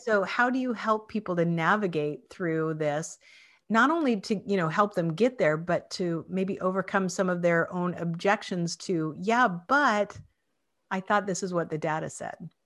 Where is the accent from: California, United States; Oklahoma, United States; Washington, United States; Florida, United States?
Washington, United States; Spokane; where I grew up was in Spokane, Washington